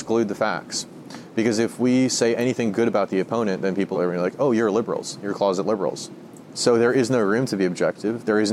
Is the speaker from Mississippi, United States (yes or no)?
no; Bay Area, California, United States; also born or lived in Marin County; now in Napa, United States; I grew up in Bay Area